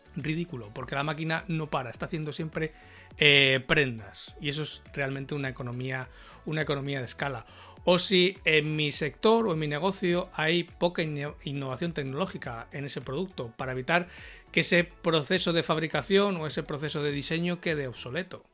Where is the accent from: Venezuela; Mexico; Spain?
Spain